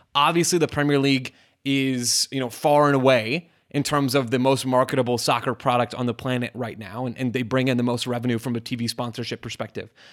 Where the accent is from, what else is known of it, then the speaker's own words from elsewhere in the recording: United States; as an American sports consumer